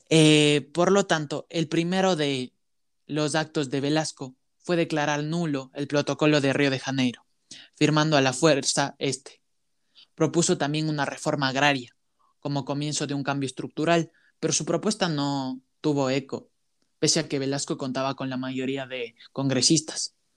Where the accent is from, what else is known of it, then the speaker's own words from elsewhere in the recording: Ecuador; como ecuatorianos